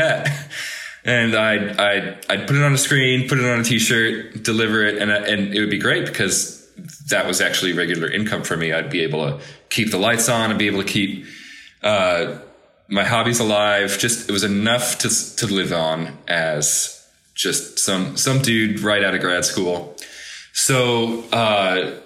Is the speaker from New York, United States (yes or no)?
no; Chicago, Illinois, United States; moved away as an adult; growing up in Chicago